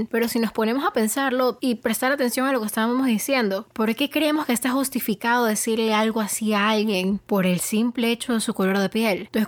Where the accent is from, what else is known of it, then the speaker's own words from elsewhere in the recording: Ecuador; que soy una persona, sí, soy ecuatoriana, soy latina, pero soy de tez bastante clara